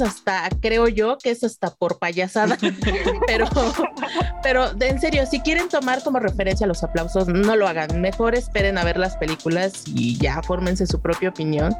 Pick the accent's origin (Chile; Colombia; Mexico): Mexico